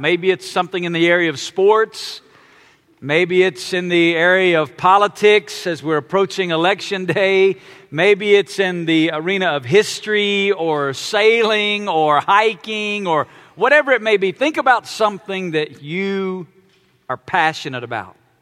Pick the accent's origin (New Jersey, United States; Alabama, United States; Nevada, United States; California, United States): Alabama, United States; I was born and raised in Alabama